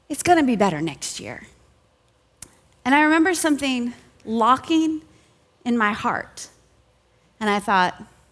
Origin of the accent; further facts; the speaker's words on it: Southern California, United States; I grew up in Southern California